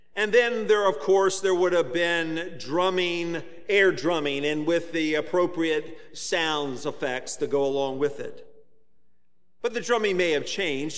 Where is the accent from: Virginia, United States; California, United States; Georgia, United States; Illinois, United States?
Virginia, United States; Virginia Beach; When I was a teenager growing up in Virginia Beach